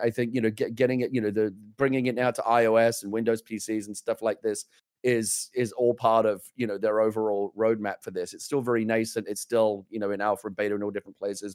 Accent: England, United Kingdom; now in United States; I came to America as an English person

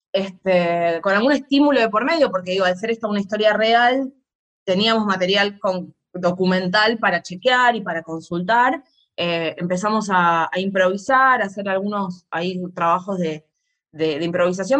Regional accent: Argentina; nosotros como argentinos en nuestra dictadura

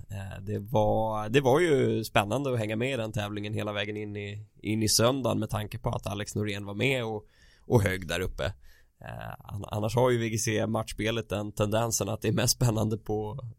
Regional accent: Sweden; Inte bara för att vi är svenskar.

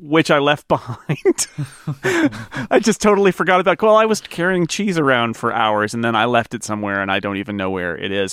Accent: California, United States; I am a Californian

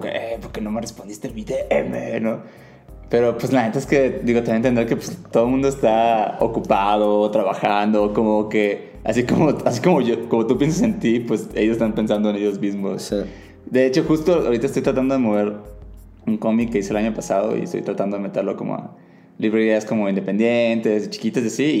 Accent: Mazatlán, Sinaloa, Mexico; moved away; yo personalmente vengo de una ciudad chica, Mazatlán, Sinaloa

